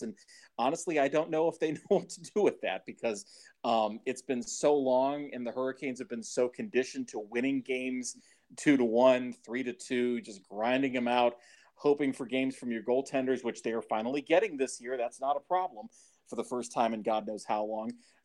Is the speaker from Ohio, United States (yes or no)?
yes; Cleveland, Ohio, United States; moved away; I grew up in Cleveland